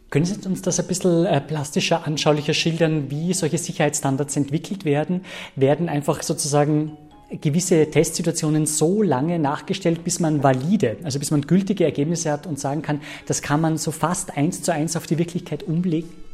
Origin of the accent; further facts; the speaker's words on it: Salzburg, Austria; in meiner Heimatstadt Salzburg